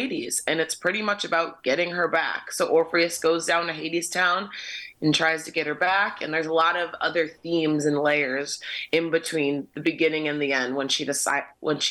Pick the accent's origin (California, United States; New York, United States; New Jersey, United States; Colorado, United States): New York, United States; Buffalo; also born or lived in Fredonia, New York; I grew up in Buffalo